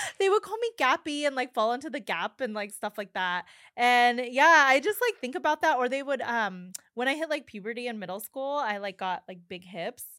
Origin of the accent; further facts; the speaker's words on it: New Mexico, United States; because I grew up in New Mexico